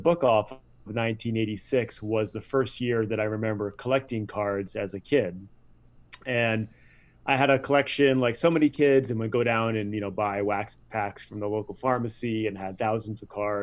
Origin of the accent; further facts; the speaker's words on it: Rhode Island, United States; I grew up in Rhode Island